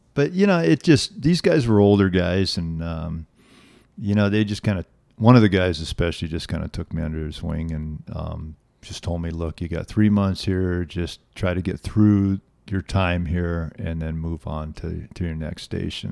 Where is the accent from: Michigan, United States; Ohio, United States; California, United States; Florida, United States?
California, United States; Los Angeles; I grew up in a suburb of Los Angeles called Reseda